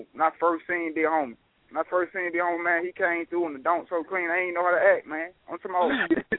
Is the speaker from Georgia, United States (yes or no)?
yes; Washington, Georgia, United States; I'm from Washington, Georgia. It's in Georgia